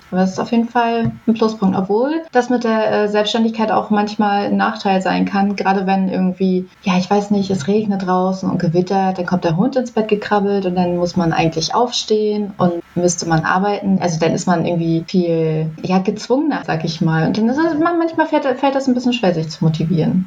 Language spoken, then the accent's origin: German; near Nuremberg, Bavaria, Germany; now in Rügen, Germany; Ich komme eigentlich aus Nürnberg, also beziehungsweise aus der Nähe von Nürnberg